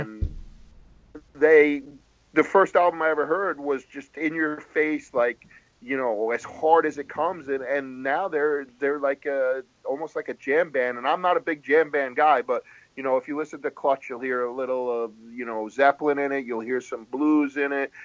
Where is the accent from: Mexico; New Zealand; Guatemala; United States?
United States; Rhode Island; also born or lived in New England; now in New Jersey, United States; I grew up in Rhode Island